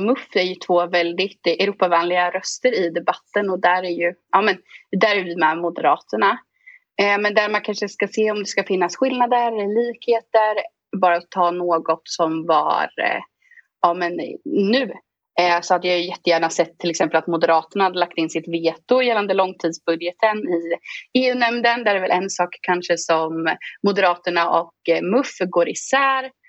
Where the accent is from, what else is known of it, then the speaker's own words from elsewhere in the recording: Östergötland, Sweden; Jag kommer ifrån Östergötland.